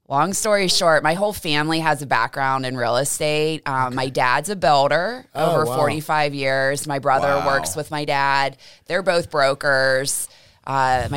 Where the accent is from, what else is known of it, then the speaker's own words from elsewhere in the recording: Pittsburgh, Pennsylvania, United States; also born or lived in Maui / San Diego; I'm originally from North Allegheny High School